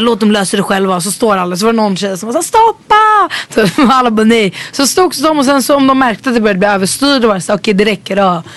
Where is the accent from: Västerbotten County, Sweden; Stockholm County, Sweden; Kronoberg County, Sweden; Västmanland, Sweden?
Stockholm County, Sweden; Stockholm; jag växte upp i Vällingby